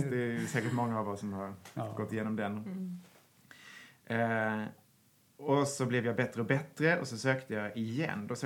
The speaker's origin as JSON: {"language": "Swedish", "town": "Karlshamn", "region": "Blekinge", "country": "Sweden", "tie": "born or raised there", "lives_now": "Stockholm, Sweden", "said": "jag började som så många i den kommunala musikskolan mm. hemma i Karlshamn."}